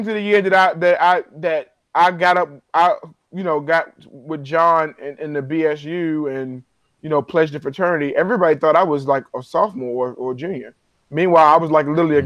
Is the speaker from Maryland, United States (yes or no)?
yes; Baltimore, Maryland, United States; I'm from Baltimore. Everybody who I knew I know was going to Morgan